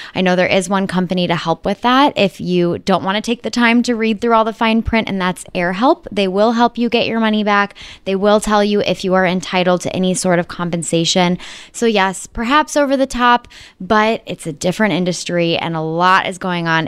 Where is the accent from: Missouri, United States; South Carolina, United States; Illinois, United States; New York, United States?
Illinois, United States; Chicago; Chicago's my hometown